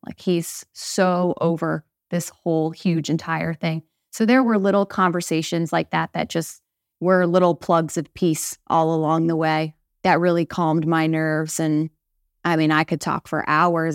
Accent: St. Louis, Missouri, United States; moved away as an adult; now in Mechanicsburg, United States; I grew up in Saint Louis, Missouri, one of six kids

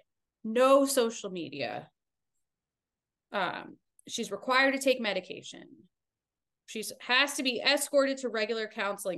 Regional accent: Narragansett, Rhode Island, United States; I'm from Rhode Island.

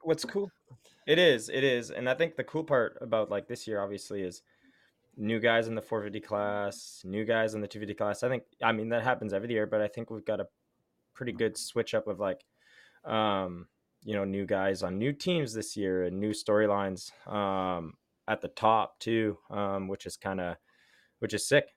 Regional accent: Ottawa, Ontario, Canada; I grew up in Ottawa

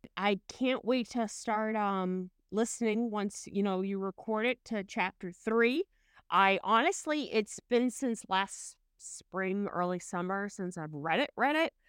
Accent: Boston, Massachusetts, United States; I'm from Massachusetts, so Boston

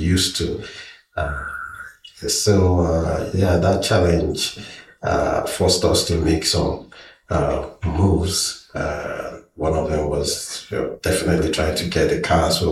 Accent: southeastern Nigeria, Nigeria; moved away as an adult; now in British Columbia, Canada; I am from Nigeria, originally from the southeastern part, and although I lived in the western part of Nigeria

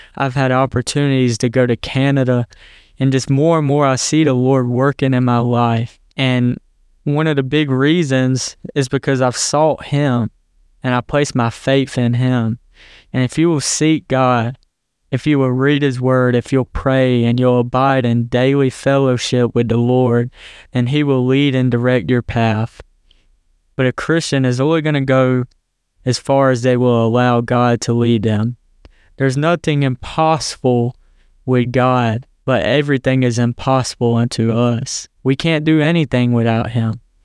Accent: Hartsville, South Carolina, United States; I'm from Hartsville, South Carolina, a small town in the South in the Bible Belt

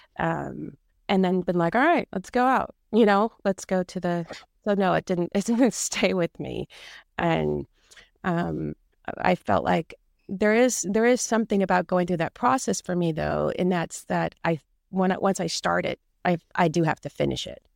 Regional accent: California, United States; I grew up here in California, and my parents had a house in Sicily

